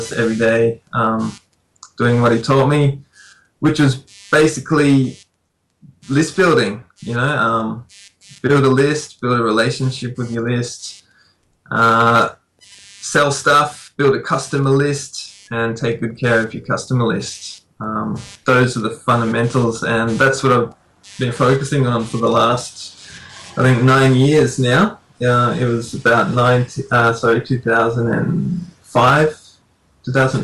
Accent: Australia; now in Fukushima, Japan; I'm Australian.

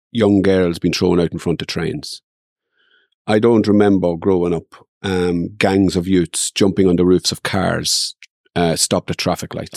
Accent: Dundalk, Leinster, Ireland; I grew up in Dundalk and there was always fights.

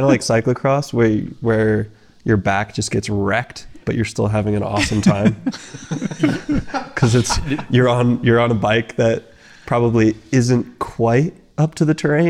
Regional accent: Austin, Texas, United States; now in Durango, United States; Austin, Texas. Moved to Durango about 7 years ago.

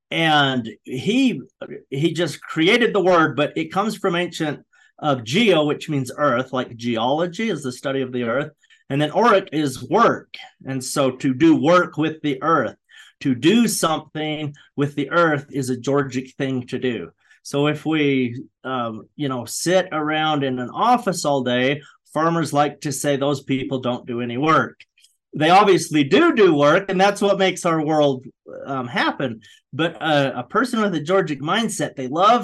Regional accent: Hurricane, Utah, United States; also born or lived in Southern California; I grew up in Hurricane, Utah

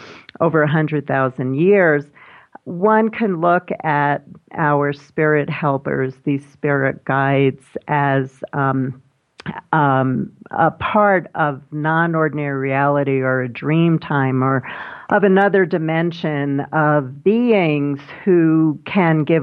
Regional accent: New York City, New York, United States; when I was a little kid growing up in Brooklyn

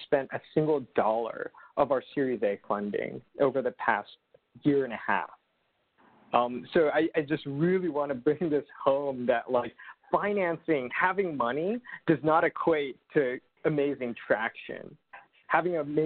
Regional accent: Los Angeles, California, United States; I grew up in Los Angeles

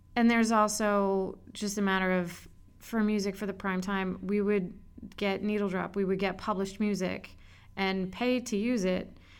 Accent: Montgomery County, Maryland, United States; moved away as an adult; also born or lived in Boston; I am from Montgomery County, Maryland, right outside Washington, D.C.

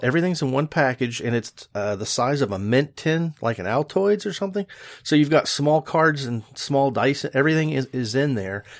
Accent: West Virginia, United States; West Virginia, my home state

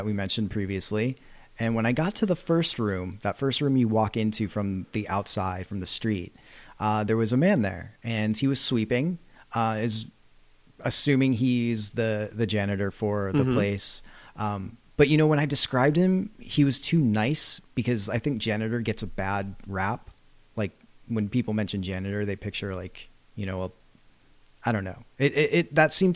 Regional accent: Massachusetts, United States; I'm from Massachusetts

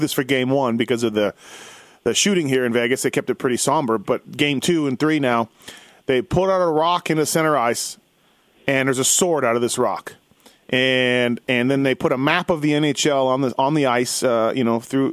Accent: Canada; I'm from Canada

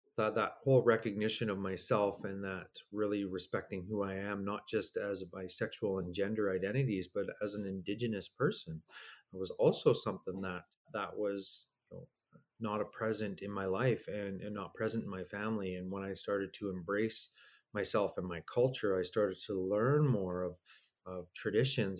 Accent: Stony Plain, Alberta, Canada; also born or lived in Edmonton; I grew up out in Stony Plain

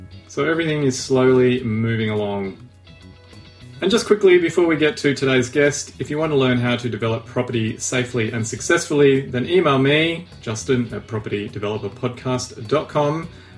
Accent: Papua New Guinea; Interestingly enough, Bernie and me also share a history of growing up in Papua New Guinea.

